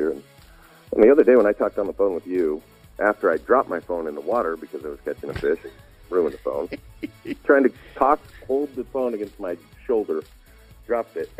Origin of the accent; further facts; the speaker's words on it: United States; moved away; also born or lived in Utah / Wyoming; growing up in Utah and Wyoming